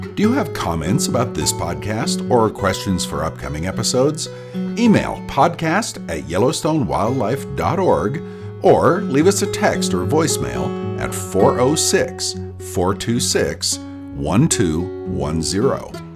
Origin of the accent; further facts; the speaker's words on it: Boulder, Colorado, United States; I grew up in Boulder, Colorado